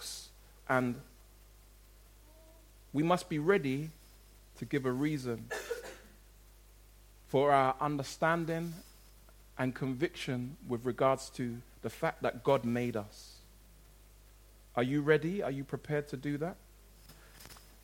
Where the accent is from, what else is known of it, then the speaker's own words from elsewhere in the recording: London, United Kingdom; the community, if you like, in which I grew up in South London